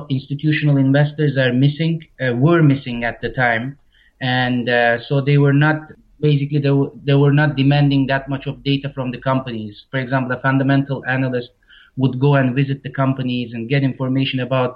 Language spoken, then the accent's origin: English; Istanbul, Turkey; moved away as an adult; now in Varna, Bulgaria; I'm very close to the town that I'm originally from, Istanbul.